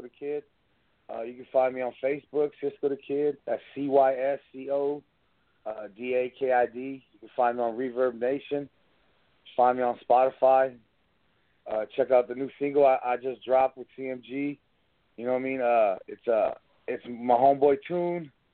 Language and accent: English; Blythe, California, United States; I'm from Blythe, California.